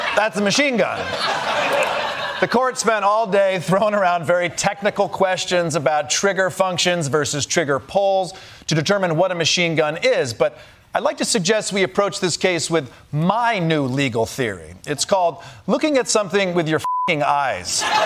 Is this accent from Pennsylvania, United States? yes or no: no; Michigan, United States; my home state of Michigan